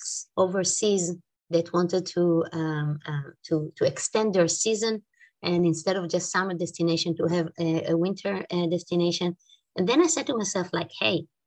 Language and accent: English; Israel; English is a second language; now in Switzerland; I'm from Switzerland. I'm originally from Israel. Maybe you can pick it up from my accent